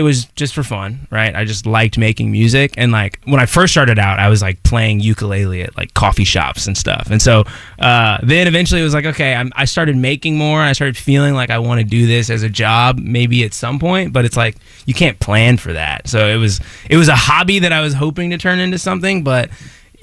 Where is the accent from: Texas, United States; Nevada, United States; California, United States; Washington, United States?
Texas, United States; Allen; Allen, Texas